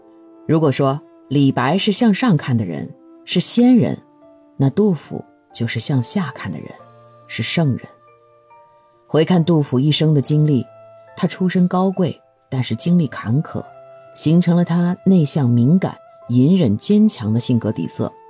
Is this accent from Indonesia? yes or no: no; China; 我们中国人讲究中庸啊